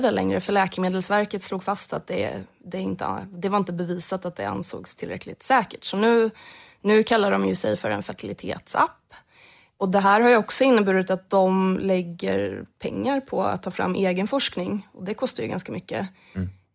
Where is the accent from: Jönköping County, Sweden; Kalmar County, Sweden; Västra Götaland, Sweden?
Jönköping County, Sweden; Där jag kommer ifrån